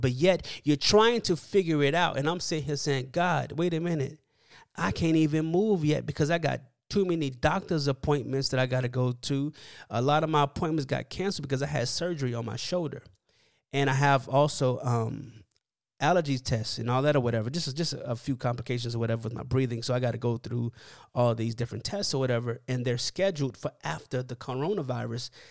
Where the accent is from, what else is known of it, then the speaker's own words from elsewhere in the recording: Miami, Florida, United States; now in California, United States; I'm from Miami.